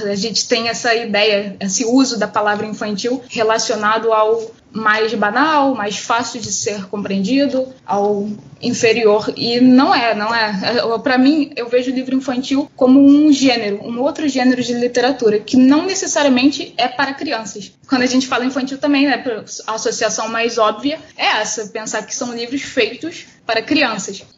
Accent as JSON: {"language": "Portuguese", "region": "Rio de Janeiro", "country": "Brazil", "tie": "born or raised there", "first_language": "Portuguese", "said": "nascida e criada aqui em Campo Grande, Rio de Janeiro, Zona Oeste do Rio"}